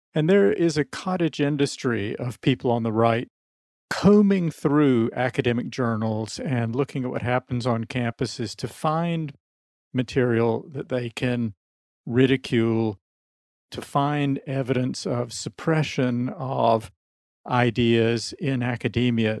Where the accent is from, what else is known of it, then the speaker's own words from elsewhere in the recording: South Carolina, United States; moved away; I'm from the American South, I'm still in touch with people I grew up with in South Carolina